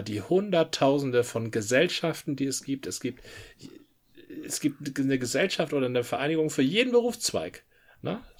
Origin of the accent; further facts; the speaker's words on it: Dithmarschen, Schleswig-Holstein, Germany; Dithmarschen gemacht, wo ich herkomme